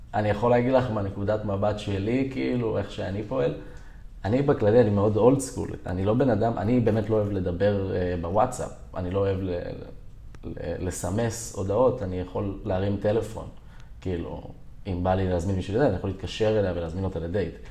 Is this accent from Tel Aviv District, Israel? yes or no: yes; Herzliya, Tel Aviv District, Israel; גדלתי בהרצליה, גם היום אני מתגורר בעיר הרצליה